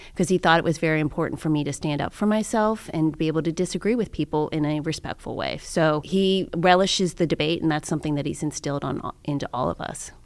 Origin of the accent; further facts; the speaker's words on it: Cincinnati, Ohio, United States; also born or lived in Canton, Ohio; I was from Cincinnati, Ohio